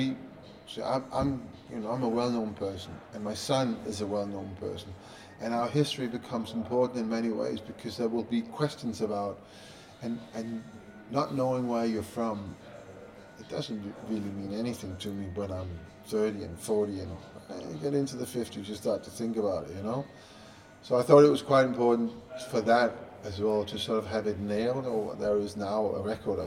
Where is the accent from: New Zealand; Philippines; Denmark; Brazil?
Denmark; Copenhagen, Capital Region of Denmark; moved away; I'm a kid growing up in Copenhagen, no TV, newspapers, of course, but no internet, no nothing